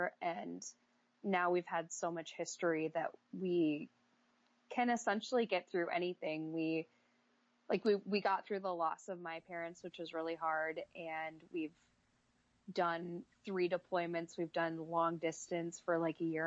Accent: Iowa, United States; I grew up in Iowa. There's nothing to do here

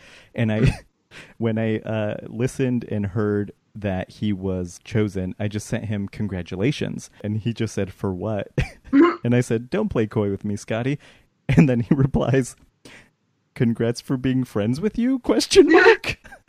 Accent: Colorado, United States; I'm from Colorado

